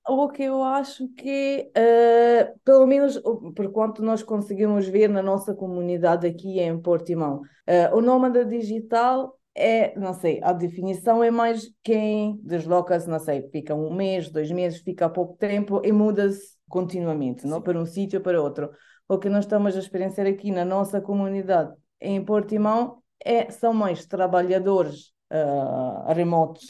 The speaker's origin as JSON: {"language": "Portuguese", "country": "Italy", "second_language": "Portuguese", "moved": "as an adult", "lives_now": "Alvor, Portugal", "said": "eu sou italiana, uh, moro aqui em, em Alvor uh, desde 2018."}